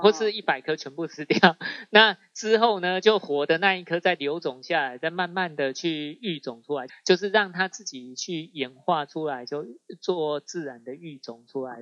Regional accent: Sun Moon Lake, Nantou County, Taiwan; 我们的家乡本来是日，日月潭嘛

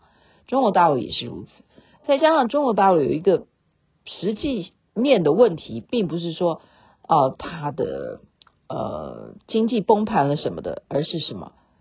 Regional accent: Taiwan; 你听我的口音，人家也不知道我是台湾人啊，对不对？

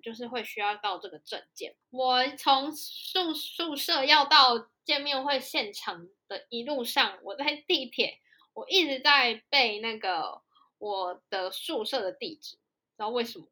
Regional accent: Taiwan; moved away as an adult; also born or lived in South Korea; 我们台湾

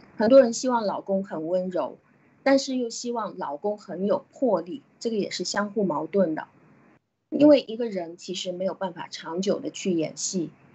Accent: China; 我们中国人是，和其他的国家比起来，是会很容易看得到我们的贪的

